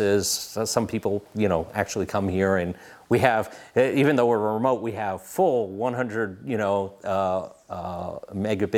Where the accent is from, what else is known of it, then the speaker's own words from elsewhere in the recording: New York City, New York, United States; moved away; also born or lived in Wayne County, Pennsylvania; we're from New York City